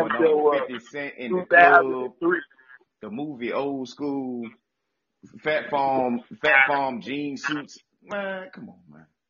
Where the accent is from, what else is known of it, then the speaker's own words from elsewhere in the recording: Newport News, Virginia, United States; Shout out Newport News, Virginia, my hometown.